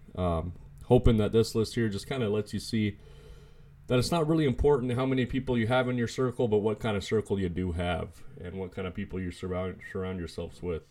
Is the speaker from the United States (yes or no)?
yes; United States; I was born in the States. I was born in the United States, and, and I'm happy to be American